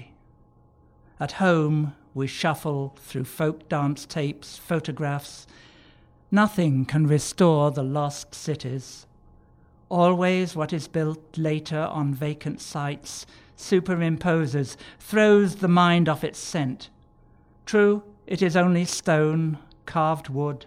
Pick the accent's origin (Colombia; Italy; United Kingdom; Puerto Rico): United Kingdom; the Pennines, northern England; moved away; also born or lived in Canons, Edgware, London; Growing up on the Puritan pungences of Wright's coal tar soap and Dettol, no car, no telephone or central heating, but plenty of milk, fresh air, long hikes in the Pennines